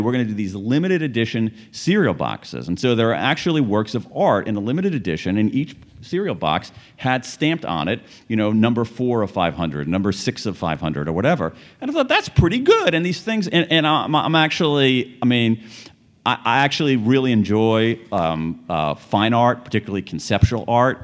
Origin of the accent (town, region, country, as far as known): American Midwest, United States; born or raised there